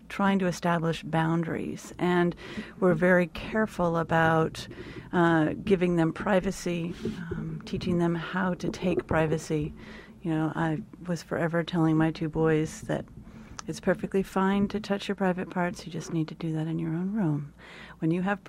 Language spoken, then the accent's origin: English; California, United States; I grew up in California